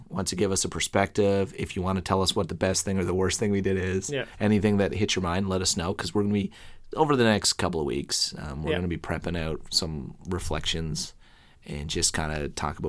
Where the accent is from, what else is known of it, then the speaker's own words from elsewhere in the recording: Newfoundland and Labrador, Canada; accent: Irish Newfoundland; also born or lived in Ireland / United Kingdom; Like my accent is an Irish Newfoundland accent, really.